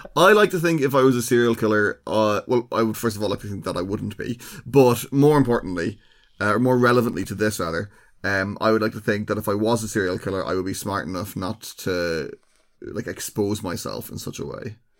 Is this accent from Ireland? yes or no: yes; Ireland; we are well known in Ireland for having